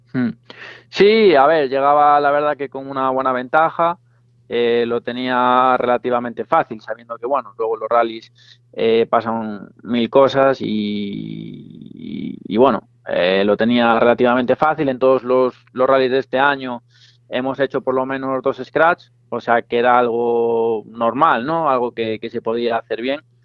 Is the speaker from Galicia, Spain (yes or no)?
yes; Arteixo, Galicia, Spain; somos los dos de Arteixo